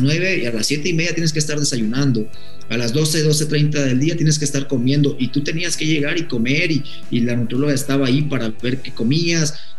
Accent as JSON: {"language": "Spanish", "country": "Mexico", "said": "uno como mexicano"}